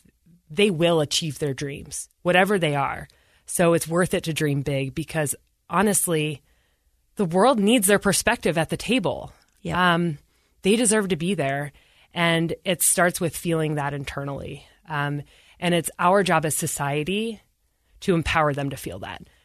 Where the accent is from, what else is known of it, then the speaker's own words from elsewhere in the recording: Utah, United States; I said, "Oh, I'm from the United States." He's like, "Yeah, but what state?" I said Utah